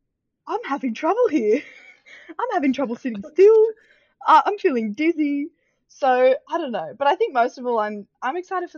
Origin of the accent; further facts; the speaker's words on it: Australia; I know we're all Aussie